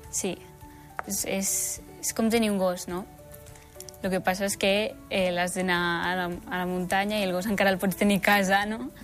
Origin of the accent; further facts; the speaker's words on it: Canillo, Andorra; jo sóc de Canillo